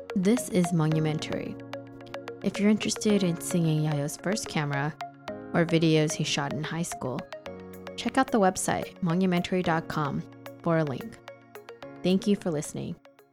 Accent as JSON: {"language": "English", "town": "Fresno", "region": "California", "country": "United States", "tie": "born or raised there", "moved": "as an adult", "lives_now": "New York, United States", "said": "I grew up in Fresno"}